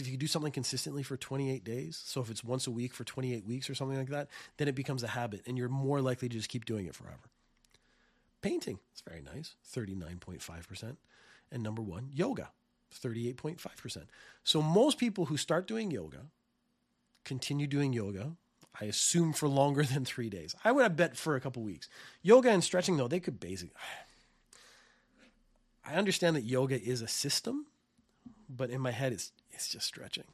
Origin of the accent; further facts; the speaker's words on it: Canada; now in Japan; I come from Canada